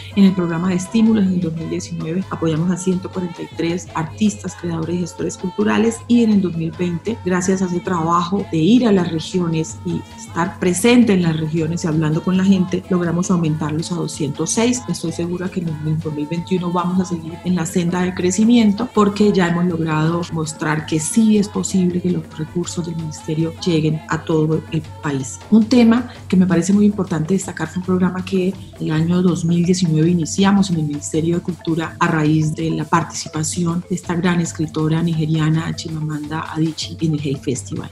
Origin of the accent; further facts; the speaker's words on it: Buenaventura, Valle del Cauca, Colombia; Allí me formé, allí me crié